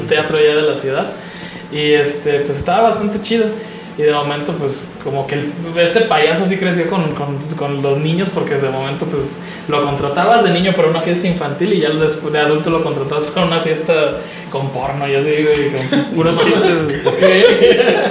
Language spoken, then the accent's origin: Spanish; Veracruz, Mexico; moved away; also born or lived in Ciudad Juárez, Chihuahua; aquí afecta mi, mi geografía